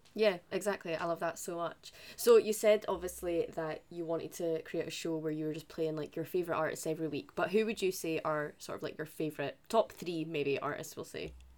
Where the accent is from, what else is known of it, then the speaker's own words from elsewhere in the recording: Scotland, United Kingdom; for us being Scottish.